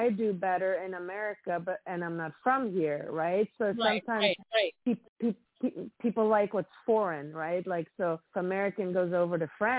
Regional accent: Sweden; now in Los Angeles, United States; I'm from Sweden

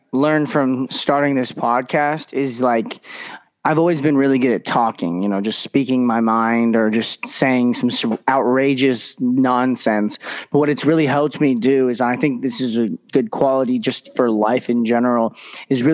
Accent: Las Vegas, Nevada, United States; moved away as an adult; now in Oregon, United States; I'm in Oregon right now, but I'm from Vegas

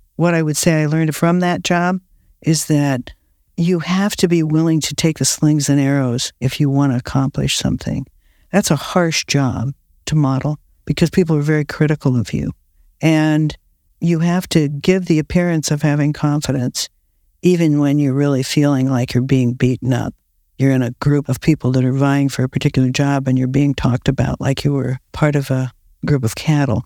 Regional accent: Akron, Ohio, United States; now in California, United States; I was born in Akron, Ohio, rubber capital of the world

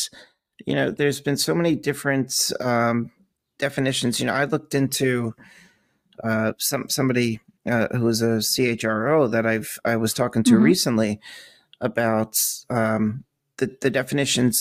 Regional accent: United States; moved away; as an American

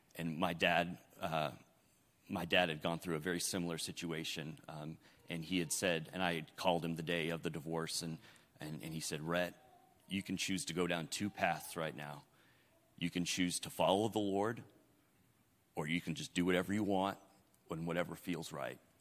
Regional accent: up by Seattle, Washington, United States; now in Arkansas, United States; I'm originally from uh, Washington State, uh, up by Seattle, Washington, and uh, I grew up

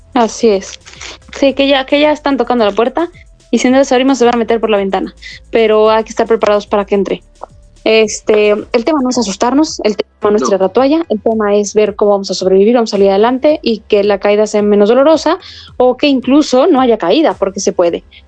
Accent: Mexico

